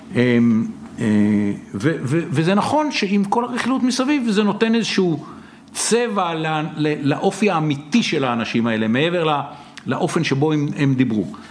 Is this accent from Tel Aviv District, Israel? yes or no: yes; Tel Aviv, Tel Aviv District, Israel; והשכן שלי, דירה ממול ביד אליהו